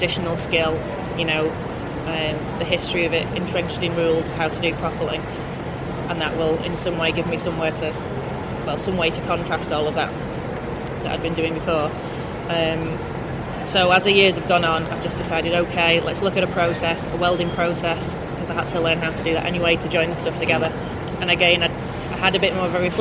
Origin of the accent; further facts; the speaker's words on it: St Helens, North West England, United Kingdom; I grew up in St Helens because my dad is an engineer, service engineer.